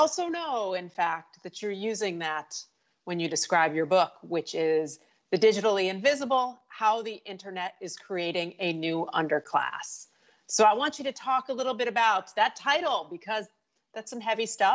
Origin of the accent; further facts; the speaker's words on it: Hartford, Connecticut, United States; that's my hometown, my own backyard